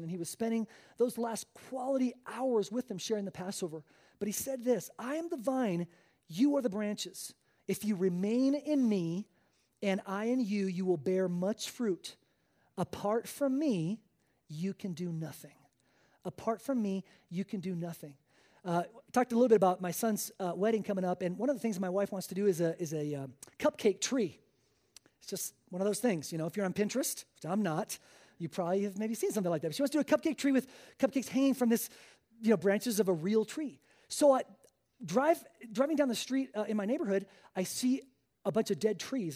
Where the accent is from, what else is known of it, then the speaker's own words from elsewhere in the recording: Spain; moved away as an adult; I was born and raised in Spain. Uh, I spent the first eighteen years of my life there